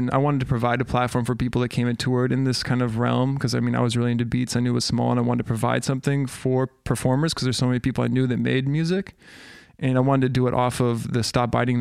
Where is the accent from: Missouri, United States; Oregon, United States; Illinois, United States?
Oregon, United States; Portland; also born or lived in Germany; growing up in Portland, the hip hop scene was like really small